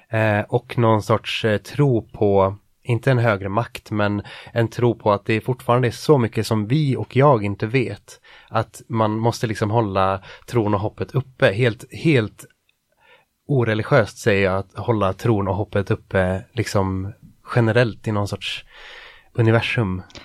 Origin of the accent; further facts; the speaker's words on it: Jämtland, Sweden; moved away; det är Jämtland egentligen, där jag är ifrån